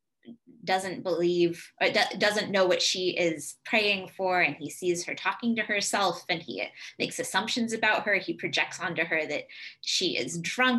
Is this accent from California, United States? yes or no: yes; Southern California, United States; moved away; also born or lived in New England; I'm originally from Southern California, but have spent a lot of my life in New England